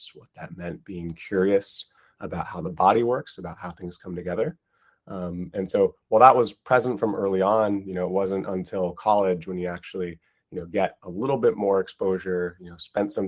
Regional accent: Seattle, Washington, United States; moved away as an adult; also born or lived in Minnesota / Cambridge, England / Stanford / Bethesda, Maryland; now in San Francisco, United States; I grew up in Seattle

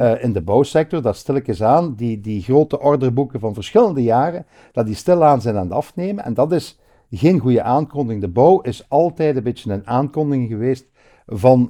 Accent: Hasselt, Flanders, Belgium; Ligt ook op een paar honderd meter, maar vandaar waar ik geboren ben

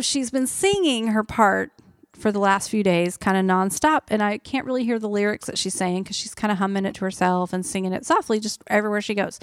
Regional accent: Oklahoma, United States; moved away; I'm from Oklahoma

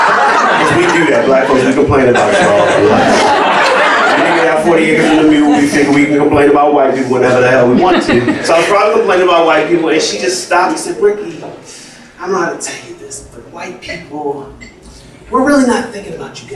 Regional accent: Baltimore, Maryland, United States; I'm from from Baltimore.

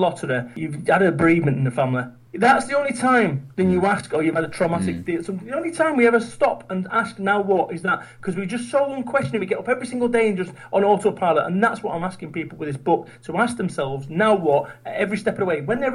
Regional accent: Manchester, North West England, United Kingdom; moved away as an adult; now in Somerset, United Kingdom; I'm from Manchester. I live in Somerset now.

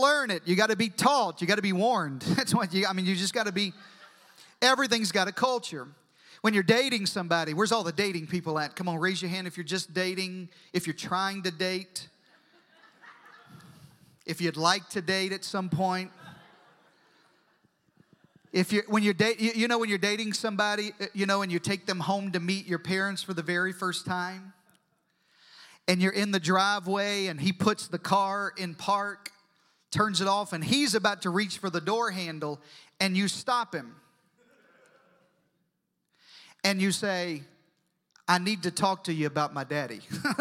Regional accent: Southeast Arkansas, United States; moved away as an adult; also born or lived in Deep South; now in Texas, United States; I was born in Southeast Arkansas

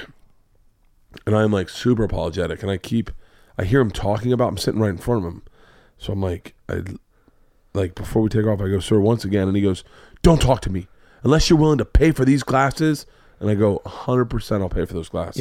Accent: Florida, United States; I grew up in Florida

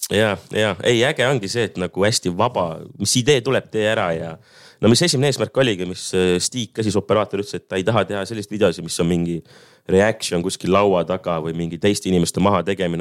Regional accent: Ahja, Põlva County, Estonia; seal, kus ma üles kasvasin, eh, Ahjal siis maakohas

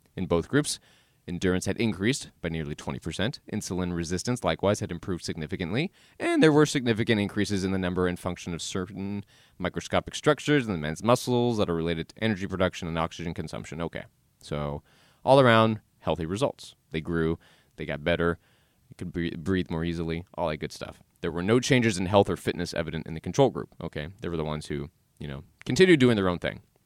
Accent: the South, United States; I was born and raised in the South

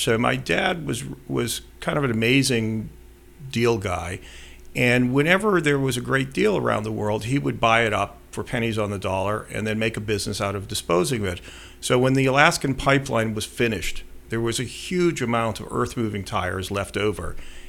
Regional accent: Belmont, Massachusetts, United States; I did. I grew up in Belmont.

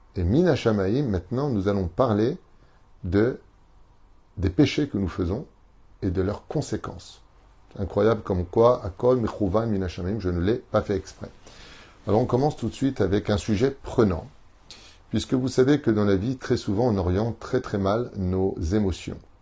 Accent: Tunisia; en tant que Tunisien

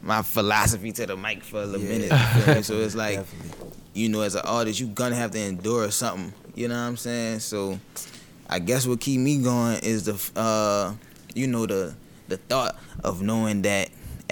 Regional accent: New Orleans, Louisiana, United States; also born or lived in Lacombe, Louisiana / Slidell, Louisiana; I am from New Orleans, Louisiana

